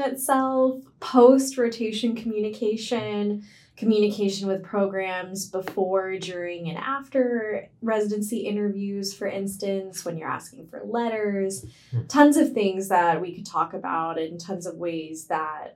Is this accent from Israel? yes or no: no; India; now in United States; I'm Indian